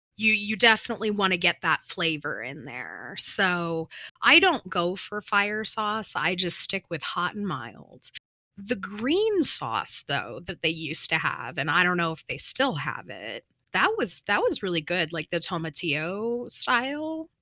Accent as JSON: {"language": "English", "region": "New Mexico", "country": "United States", "said": "I come from New Mexico"}